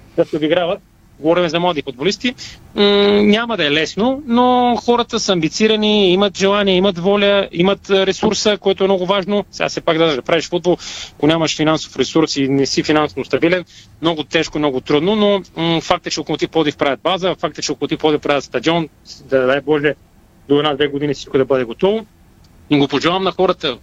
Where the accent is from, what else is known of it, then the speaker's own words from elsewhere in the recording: Bulgaria; сама съм българин